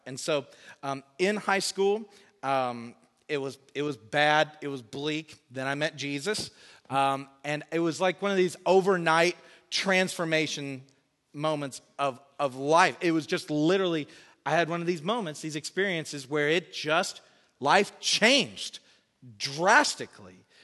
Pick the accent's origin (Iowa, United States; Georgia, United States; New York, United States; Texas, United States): Georgia, United States; Woodstock; now in Sydney, Australia; I grew up in Woodstock, Georgia, on the north side of Atlanta